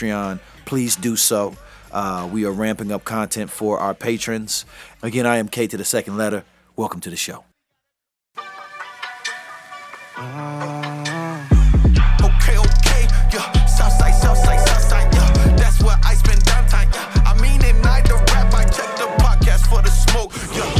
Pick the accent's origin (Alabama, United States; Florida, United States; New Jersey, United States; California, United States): Florida, United States; St. Petersburg; I'm actually from Southside St. Petersburg